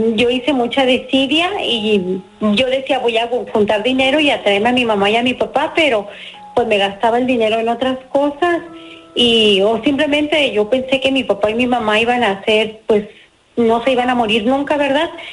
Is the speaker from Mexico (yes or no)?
yes; Puruándiro, Michoacán, Mexico; moved away as an adult; now in San José, United States; yo vivía de eh, allá en mi pueblo y me vine a San José, California hace 30 años más o menos